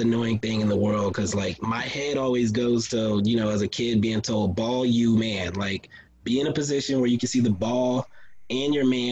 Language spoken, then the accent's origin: English; Texas, United States; I was growing up in Texas